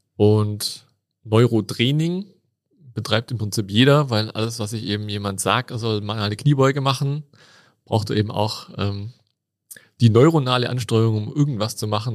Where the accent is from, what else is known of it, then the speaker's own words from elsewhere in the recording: Tübingen, Baden-Württemberg, Germany; accent: Swabian; moved away as an adult; now in Innsbruck, Austria; ich bin gebürtiger Schwab